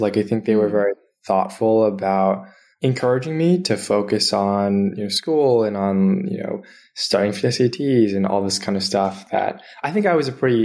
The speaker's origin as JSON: {"language": "English", "town": "Lexington", "region": "Massachusetts", "country": "United States", "tie": "born or raised there", "also_born_or_lived": "New Haven, Connecticut", "moved": "as an adult", "lives_now": "Bay Area, United States", "said": "I'm originally from Boston. So I'm from the East Coast. I grew up in a small-ish town called Lexington outside of Boston"}